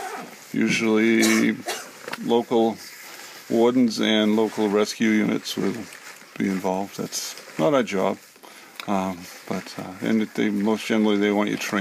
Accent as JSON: {"language": "English", "town": "Richmond", "region": "Maine", "country": "United States", "said": "I'm from Richmond, Maine."}